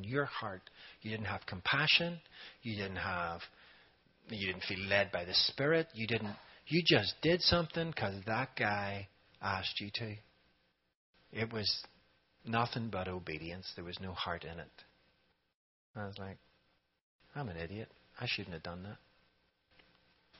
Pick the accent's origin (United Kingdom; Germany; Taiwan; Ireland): Ireland; moved away as an adult; now in Raleigh, United States; I'm from Ireland